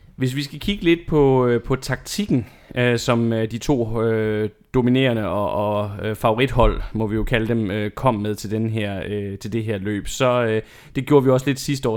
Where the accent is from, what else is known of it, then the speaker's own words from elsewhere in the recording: Denmark; vi som, som danskere